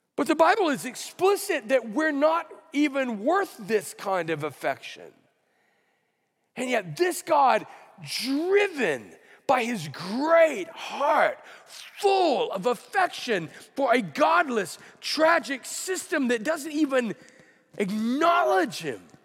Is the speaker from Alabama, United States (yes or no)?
yes; Alabama, United States; now in California, United States; I grew up in Alabama